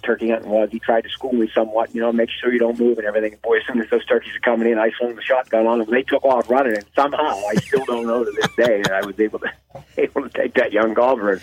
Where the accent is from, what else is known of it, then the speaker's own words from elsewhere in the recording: DuBois, Pennsylvania, United States; I'm from Dubois, Pennsylvania. That's a small town, probably around 7,000 population, about 90 miles north of Pittsburgh in the northwestern mountains areas. It's a nice little town. I grew up there hunting and fishing